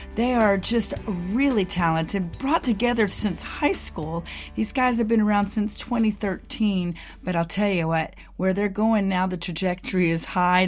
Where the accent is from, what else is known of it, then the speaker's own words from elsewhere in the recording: Houston, Texas, United States; I was born in Houston